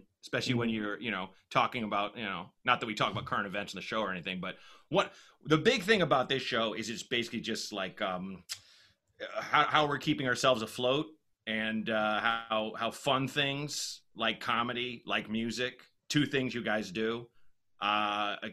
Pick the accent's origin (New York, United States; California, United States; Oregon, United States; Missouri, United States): Oregon, United States; Portland; I was growing up in Portland, Oregon